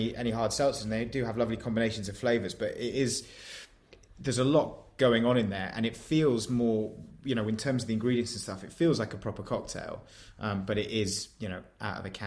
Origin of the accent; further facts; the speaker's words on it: near Tadcaster, Yorkshire and the Humber, United Kingdom; I grew up near Tadcaster in Yorkshire